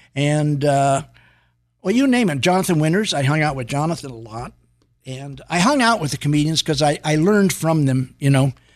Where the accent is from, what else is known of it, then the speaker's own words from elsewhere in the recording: San Francisco, California, United States; now in Los Angeles, United States; I was living in San Francisco at the time